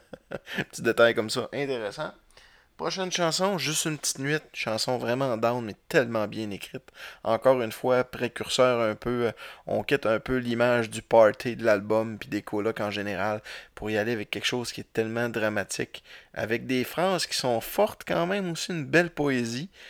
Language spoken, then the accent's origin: French; Roberval, Quebec, Canada; je viens de Robertval